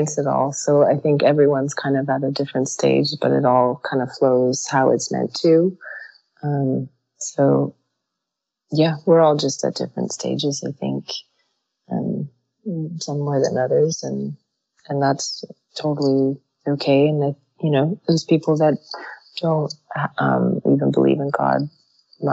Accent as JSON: {"language": "English", "country": "United States", "tie": "born or raised there", "said": "I was born in the United States, but my relatives in Iran"}